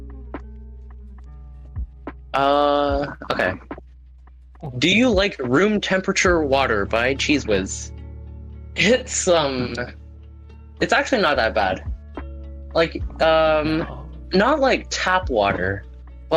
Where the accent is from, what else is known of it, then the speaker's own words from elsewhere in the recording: Canada; I'm not as Canadian as I thought it was